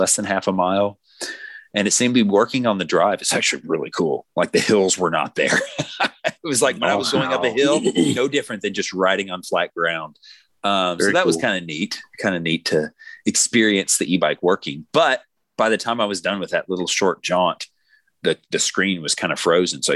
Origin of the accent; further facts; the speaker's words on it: Tennessee, United States; We're from Tennessee